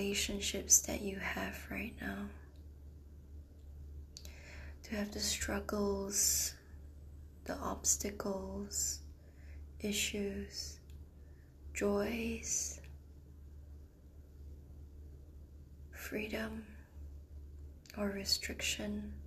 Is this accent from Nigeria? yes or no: no; Singapore; from Singapore, my hometown where I'm from